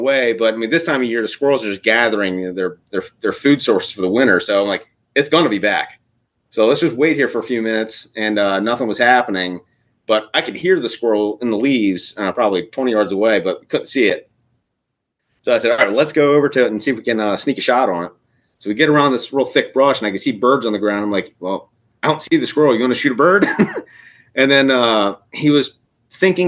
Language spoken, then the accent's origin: English; Eastern Shore, Maryland, United States; also born or lived in Virginia; I grew up on the Eastern Shore, Maryland. So we grew up hunting sika deer